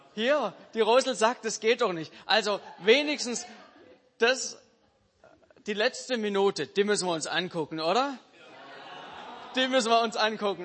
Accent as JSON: {"language": "German", "country": "Germany", "said": "als Deutsche"}